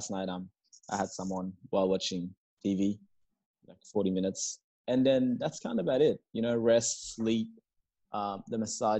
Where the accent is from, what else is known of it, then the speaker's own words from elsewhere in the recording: Perth, Western Australia, Australia; I'm not even gonna lie. I'm from Perth. I don't even like the cold.